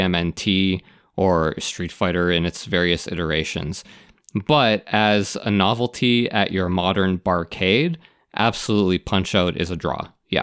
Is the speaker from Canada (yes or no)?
yes; Canada; I'm Canadian